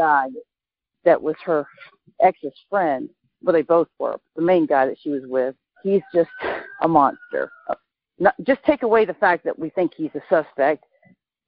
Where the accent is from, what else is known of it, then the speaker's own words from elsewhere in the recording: Florida, United States; now in Oregon, United States; I'm from Florida, by the way. But I live in Oregon